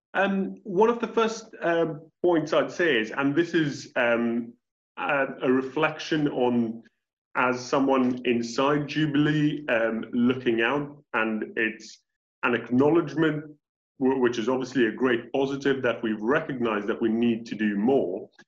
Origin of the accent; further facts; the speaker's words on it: India; first language English; moved away as an adult; now in United Kingdom; in my own country of India